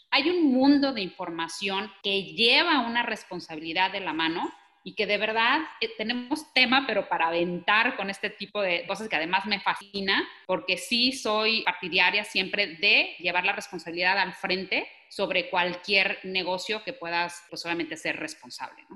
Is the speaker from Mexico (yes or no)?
yes; Mexico; soy mexicana, porque quiero crecer a mi país, porque conozco el mercado mexicano